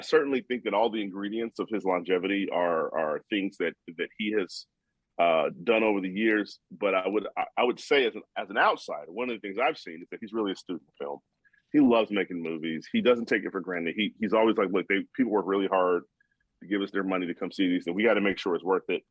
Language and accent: English; Chicago, Illinois, United States; I'm from Chicago